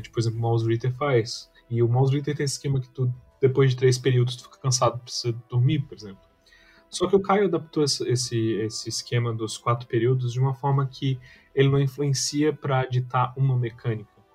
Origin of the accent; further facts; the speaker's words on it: Brazil; eu e tu, a gente cresceu assistindo muito aqui no Brasil